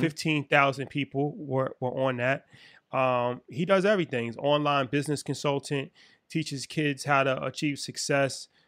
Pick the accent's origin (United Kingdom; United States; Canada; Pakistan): United States; we're from America